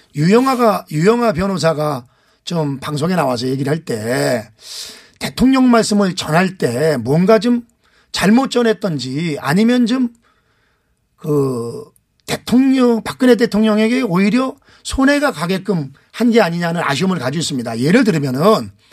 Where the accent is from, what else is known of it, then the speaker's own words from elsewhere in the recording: Anseong, Gyeonggi Province, South Korea; 안성 출신 국회 환경노동위원장